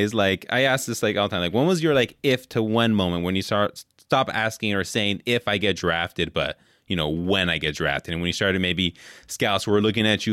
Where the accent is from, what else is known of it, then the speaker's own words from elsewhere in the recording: San Francisco, California, United States; now in Wisconsin, United States; I grew up in San Francisco.